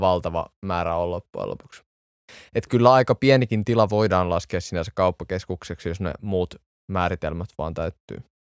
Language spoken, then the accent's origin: Finnish; Espoo, Uusimaa, Finland; Mä oon varttunut Espoossa